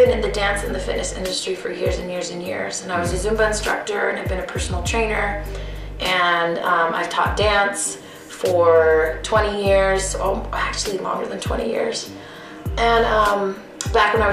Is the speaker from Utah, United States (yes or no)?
yes; Utah, United States; moved away as an adult; also born or lived in Maryland; Yeah, I'm originally from Utah, born and raised here. I lived back east for about 10 years and then just moved back.